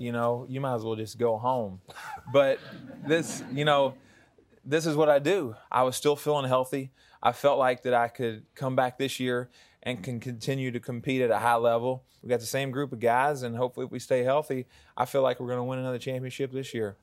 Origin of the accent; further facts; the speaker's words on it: Deer Park, Texas, United States; accent: Southern; also born or lived in Baton Rouge, Louisiana; when I was in fourth grade, moved us to, uh, to Deer Park, Texas.